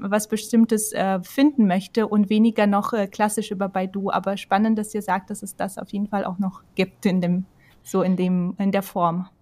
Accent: Germany; bei uns in Deutschland

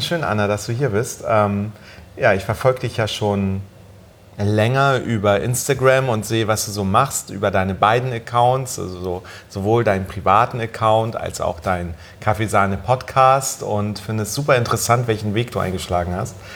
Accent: Germany; ich bin in Deutschland aufgewachsen

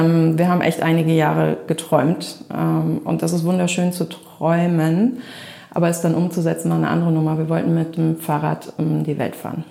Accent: Melle, Lower Saxony, Germany; moved away as an adult; also born or lived in Düsseldorf / Cape Town; ich bin in Melle groß geworden ähm, als älteste von vier Kindern. Ähm, Melle ist bei Osnabrück

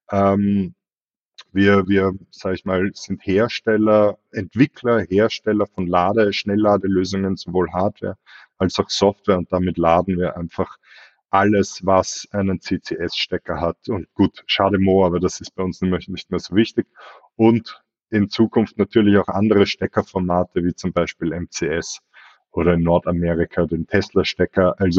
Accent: Austria; ich selber, wie man es vielleicht hört, bin Österreicher, habe aber in Deutschland meine e begonnen

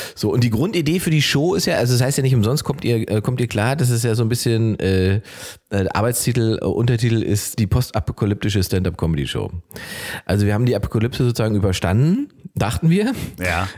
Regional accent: East Germany, Germany; bei uns im Osten hatten Omis immer riesige Gärten

